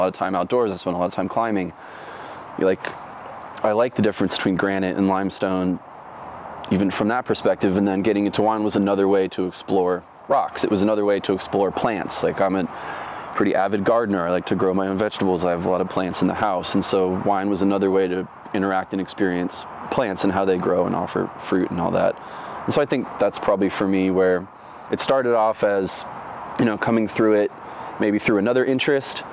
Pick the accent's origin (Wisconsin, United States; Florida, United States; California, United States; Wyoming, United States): Florida, United States; Orlando; also born or lived in Dunedin, Florida / North Carolina; now in Oregon, United States; Grew up primarily in Orlando.